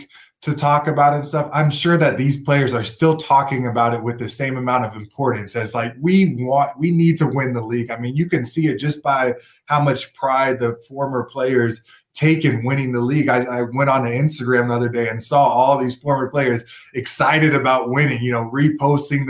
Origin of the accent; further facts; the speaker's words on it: Portland, Oregon, United States; moved away; also born or lived in Kansas; I'm from Portland, Oregon